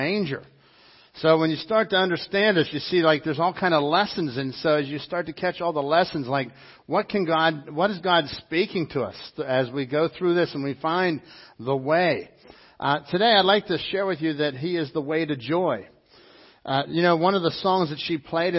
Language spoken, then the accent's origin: English; Dormont, Pennsylvania, United States; Phil and I grew up together in Dormont.